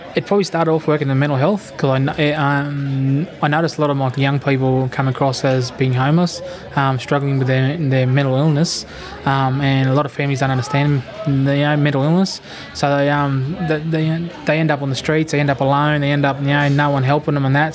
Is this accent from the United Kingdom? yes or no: no; Beaudesert, Queensland, Australia; moved away as an adult; also born or lived in Charleville, Queensland; now in Newcastle, Australia; I grew up in Bay Desert, Queensland, um, and then I moved to Charleville when I was younger